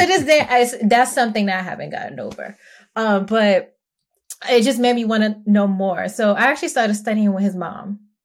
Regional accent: New York City, New York, United States; I'm from Brooklyn, New York, and I'm not from the nice part of Brooklyn

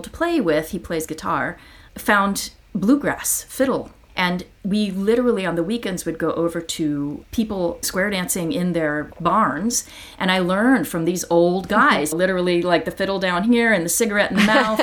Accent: Athens, Ohio, United States; moved away; I grew up in Athens, Ohio.

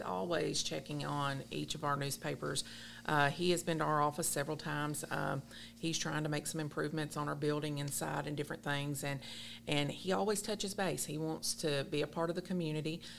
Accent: Allen County, Kentucky, United States; I was born and raised here in Allen County

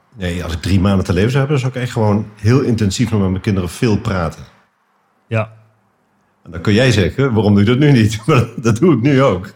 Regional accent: Netherlands; also born or lived in Nijmegen / Den Bosch / Amsterdam / Bussum; ik ben Nederlander

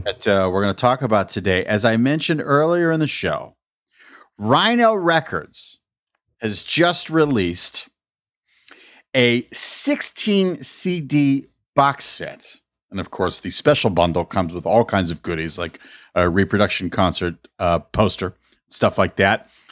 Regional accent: New Mexico, United States; growing up in New Mexico, everyone had the bolo ties

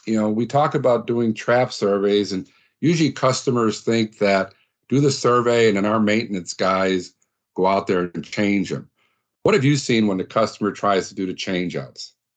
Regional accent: Midwest, United States; we're both from the Midwest

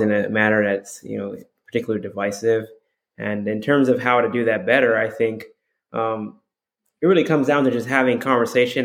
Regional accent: Hawaii, United States; I'm from Hawaii. You know, I was raised there

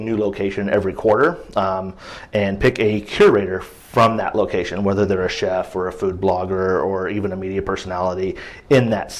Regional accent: Midwest, United States; now in Portland, United States; I'm from the Midwest, so everything's either vinegar-based or like a mustard sauce.

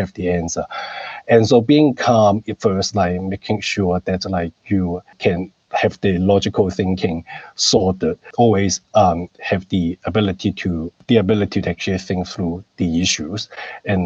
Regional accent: Hong Kong; moved away as an adult; also born or lived in Canberra, Australia; now in Sydney, Australia; I grew up in Hong Kong

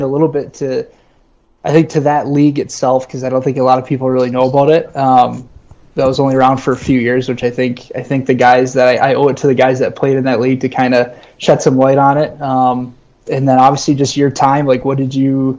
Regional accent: Traverse City, Michigan, United States; moved away as an adult; now in Alpena, United States; born and raised in Traverse City

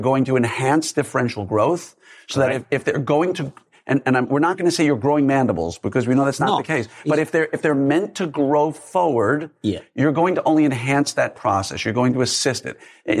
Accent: New York, United States; I'm a skeptic. I don't believe anything. Right? I grew up in New York.

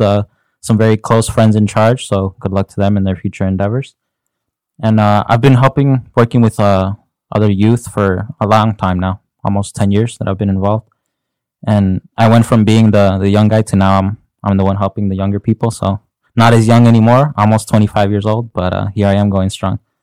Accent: Chicago, Illinois, United States; I was born and raised in Chicago

